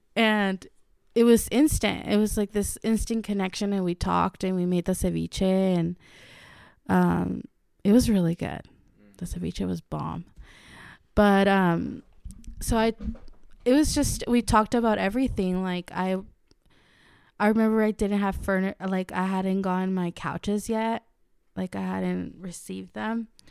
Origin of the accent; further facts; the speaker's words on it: Mexico; moved away; I am Mexican. I was born in Mexico and raised in the Latin culture all my life.